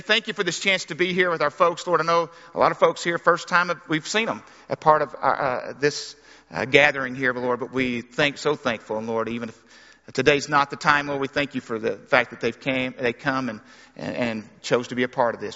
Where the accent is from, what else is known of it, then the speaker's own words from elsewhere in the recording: Arkansas, United States; I grew up in Arkansas